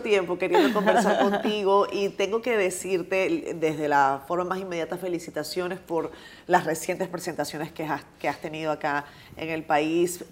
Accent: Venezuela; los venezolanos veíamos a, mujeres como

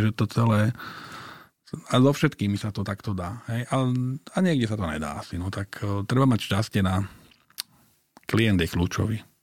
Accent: Bratislava, Bratislava Region, Slovakia; Tak ja som sa tam narodil. Ja som narodil na Krátkej, teda vyrastal som na Krátkej, kde moja babka bývala.

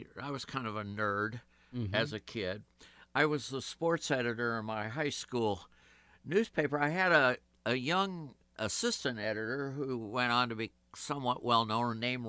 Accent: Champaign, Illinois, United States; I was born and raised in Champaign, Urbana, Illinois, university town in the middle of the cornfields of Illinois.

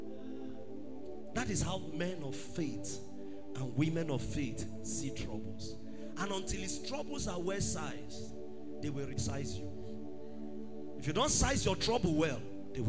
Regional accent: Benin City, Edo, Nigeria; I grew up in Benin City

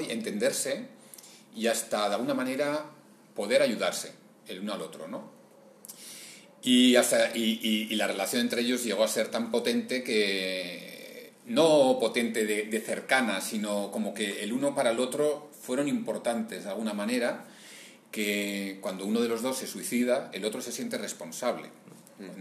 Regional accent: Bilbao, Basque Country, Spain; yo soy de Bilbao y en Bilbao y en mi entorno, o sea, el cómic era como algo que no existía más que para leer

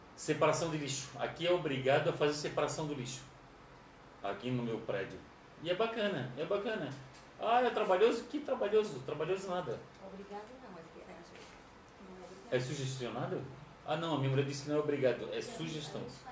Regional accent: Florianópolis, Santa Catarina, Brazil; somos de Florianópolis

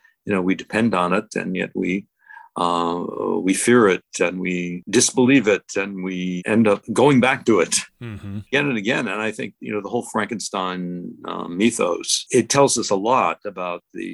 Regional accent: Cleveland, Ohio, United States; I grew up in Cleveland, Ohio

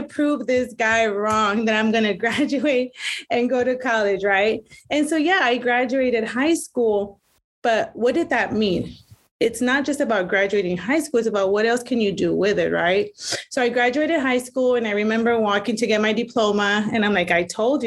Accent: Elsa, Texas, United States; moved away as an adult; also born or lived in Iowa; I am originally from Elsa, Texas, graduated in 97 and then moved to Iowa for about 20 years

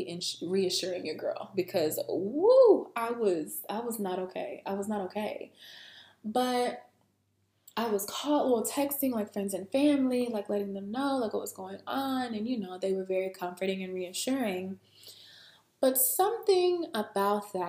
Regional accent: Alabama, United States; I'm from Alabama, okay? Where I'm from, we have a very, very tiny airport.

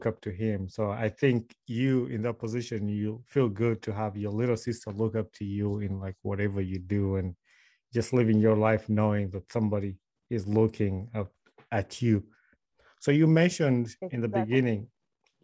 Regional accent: Wakiso, Central Region, Uganda; I was born I was born and raised in Wakiso

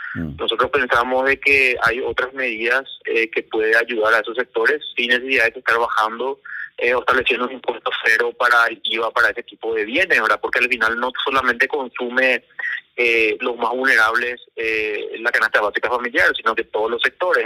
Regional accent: Paraguay; Como paraguayo

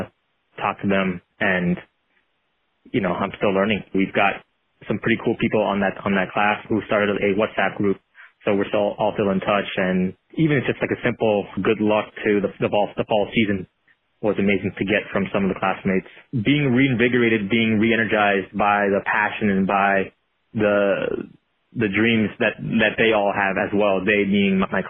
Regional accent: Long Beach, California, United States; I was growing up in Long Beach, California

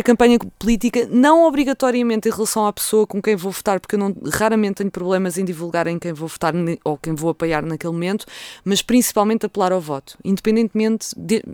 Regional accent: Vila Franca de Xira, Lisbon, Portugal; foi a Vila Franca de Xira, foi onde eu passei, onde eu nasci bem, e passei a minha adolescência

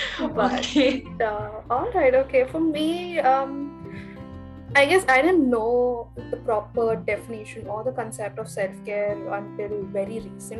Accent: Mumbai, Maharashtra, India; moved away as an adult; now in Bangalore, India; I am from Bombay, and currently I am in my final year of pursuing Masters in Social Work from Bangalore.

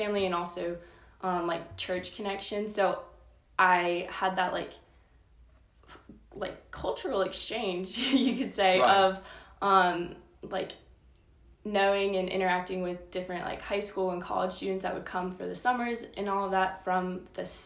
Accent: Mississauga, Ontario, Canada; moved away as an adult; I moved there when I was in first grade and like went through all the way through 12th grade. So it is really all I know. I grew up in a city called Mississauga

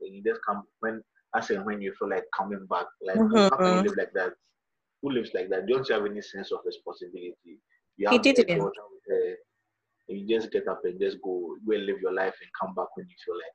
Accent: Ghana; I'm a Ghanaian

